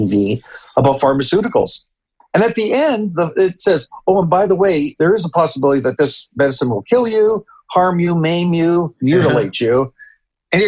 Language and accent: English; Canada; also born or lived in Peru; now in United States; I grew up in Canada.